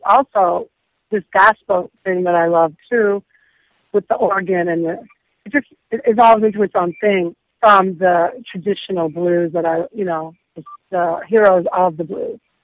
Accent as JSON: {"language": "English", "town": "Detroit", "region": "Michigan", "country": "United States", "tie": "born or raised there", "said": "growing up in Detroit"}